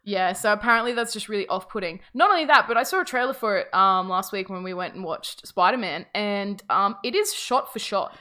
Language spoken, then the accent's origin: English; Australia; we are Australian